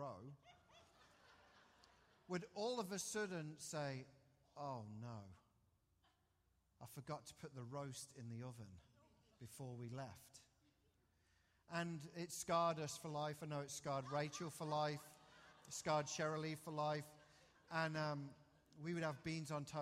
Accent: England, United Kingdom; moved away; Growing up in England

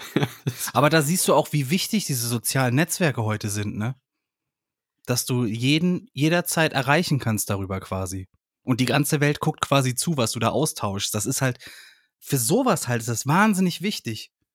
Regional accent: Germany; ich als Deutscher

